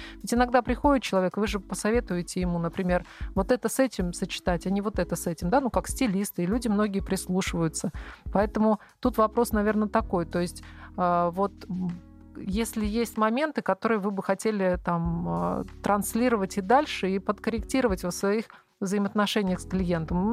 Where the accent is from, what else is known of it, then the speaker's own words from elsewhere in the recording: Veliky Novgorod, Novgorod Oblast, Russia; moved away; я вообще сама из Новгорода Великого